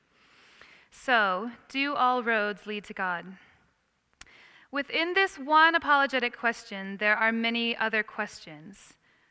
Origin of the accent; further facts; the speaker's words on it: Iowa, United States; moved away as an adult; also born or lived in Chicago, United States / Perth, Australia; now in London, United Kingdom; I grew up on a farm in Iowa. And then I moved to Chicago to study